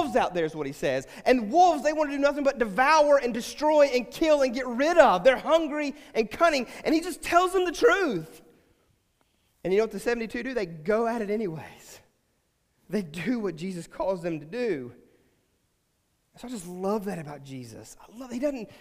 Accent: West Virginia, United States; moved away; we're from West Virginia

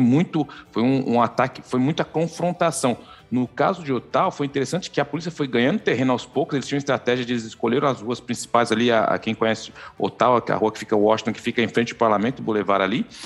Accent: São Paulo, Brazil; now in Canada; Zona Leste Fundos, sou de Itaquera

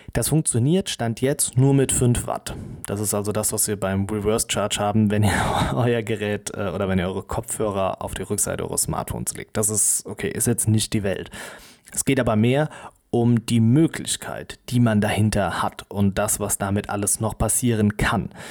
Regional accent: Germany; wir als Europäer oder auch als Deutsche

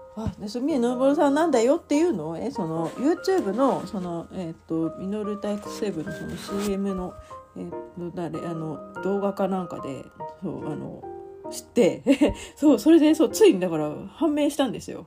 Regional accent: Tokyo, Japan; いわゆるその私の関東生まれとか東京生まれなんで

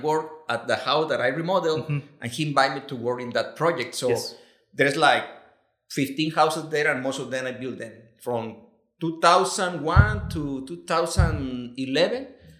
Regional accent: Mazatlan, Sinaloa, Mexico; English is a second language; moved away as an adult; now in Los Cabos, Mexico; I am from Mazatlan.

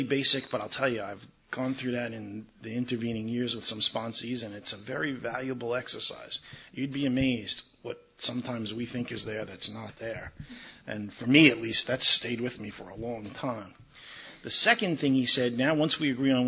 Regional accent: New York, United States; moved away as an adult; now in Maryland, United States; I'm originally from New York. I grew up there, I got drunk there, and I got sober there

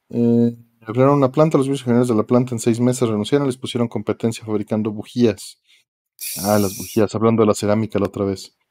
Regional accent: Mexico; Confirmo que es muy difícil llevar un buen negocio en México siendo mexicano.

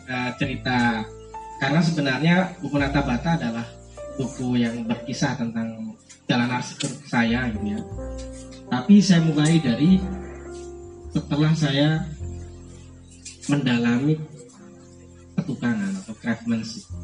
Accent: Sidoarjo, East Java, Indonesia; also born or lived in Surabaya; Jadi saya lahir di Surabaya, dibesarkan di Sidoarjo.

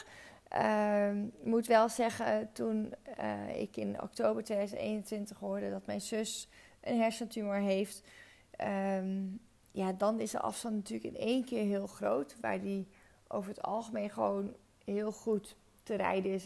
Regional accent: Friesland, Netherlands; moved away as an adult; also born or lived in Zwolle / Breda; ik echt ben opgegroeid met patat. Ik ben van origine ben ik Fries

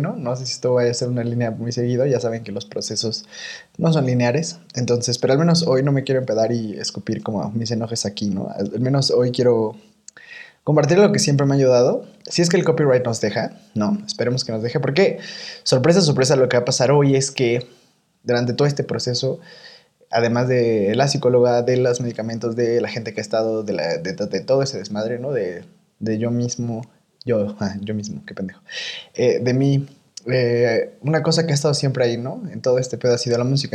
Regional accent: Toluca, State of Mexico, Mexico; moved away as an adult; also born or lived in Guadalajara; en mi lugar de origen, ¿no? Como yo soy de Toluca

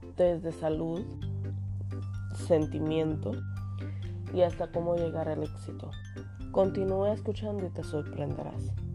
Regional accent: Puerto Rico; moved away as an adult; also born or lived in Florida; now in Texas, United States; quería irme de Puerto Rico, me fui de Puerto Rico a Florida y vine para Texas.

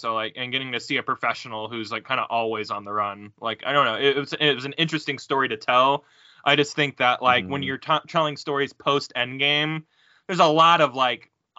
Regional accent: Texas, United States; I come from Texas.

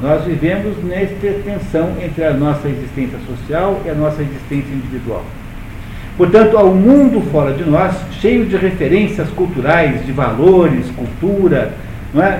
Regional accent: Brazil; Eu sou brasileiro, pertenço a um país chamado Brasil

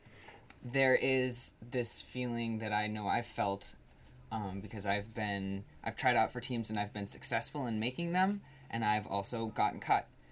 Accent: Colchester, Vermont, United States; I went to uh, a school in northern Vermont in Chittenden County

